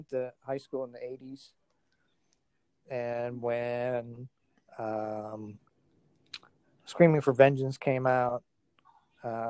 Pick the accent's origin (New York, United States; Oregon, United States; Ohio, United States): Ohio, United States; Cincinnati; moved away; I'm from Cincinnati